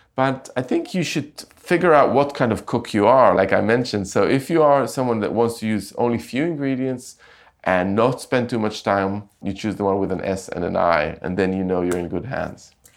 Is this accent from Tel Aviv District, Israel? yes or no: no; Jerusalem, Jerusalem District, Israel; moved away as an adult; also born or lived in London; I grew up in Jerusalem